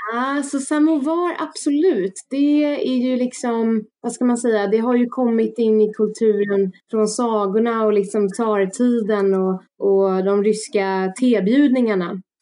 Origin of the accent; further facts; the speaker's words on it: Stockholm, Stockholm County, Sweden; also born or lived in France; Jag är ju född och uppvuxen i Stockholm